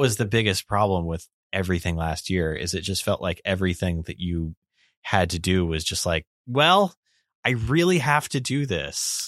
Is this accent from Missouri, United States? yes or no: no; Las Vegas, Nevada, United States; I am from Vegas